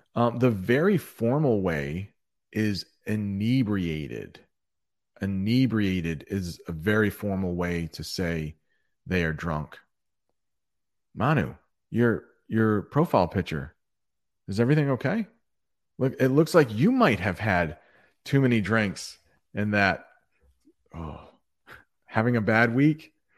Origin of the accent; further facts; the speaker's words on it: United States; as an American